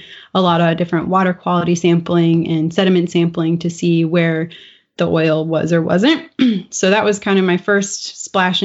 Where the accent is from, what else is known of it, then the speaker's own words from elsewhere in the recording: Florida, United States; moved away as an adult; also born or lived in Maryland; I'm from Florida originally, and I left Florida and we lived in Maryland for a few years